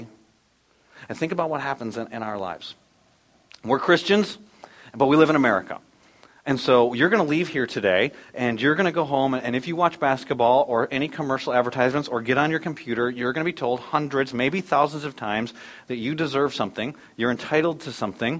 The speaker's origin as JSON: {"language": "English", "country": "United States", "also_born_or_lived": "Dallas, Texas", "said": "we are American citizens and proud to be American citizens."}